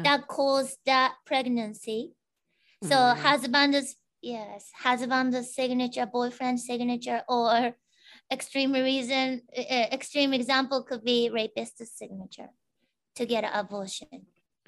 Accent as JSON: {"language": "English", "country": "Japan", "tie": "born or raised there", "second_language": "English", "moved": "as an adult", "lives_now": "United States"}